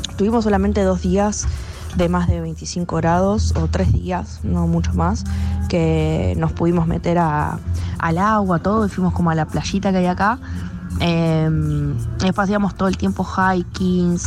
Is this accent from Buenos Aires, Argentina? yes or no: yes; Buenos Aires, Argentina; moved away as an adult; also born or lived in Denmark; now in Tromsø, Norway; soy de Argentina, eh, más específicamente de Buenos Aires